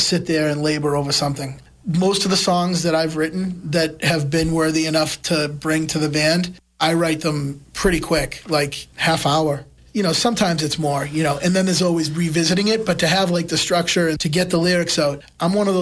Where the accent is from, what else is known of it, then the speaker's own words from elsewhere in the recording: Quincy, Massachusetts, United States; We grew up in Quincy together